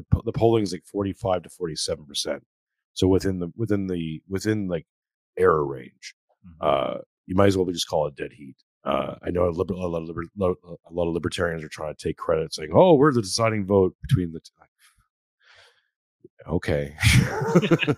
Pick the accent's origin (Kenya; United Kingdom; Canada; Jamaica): Canada; now in Australia; I'm a Canadian who's living in Australia